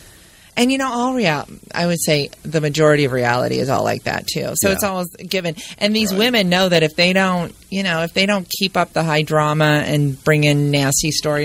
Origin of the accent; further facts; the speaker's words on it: California, United States; also born or lived in Grand Rapids, Michigan; Yeah, exactly. But then I grew up in Orange County, California.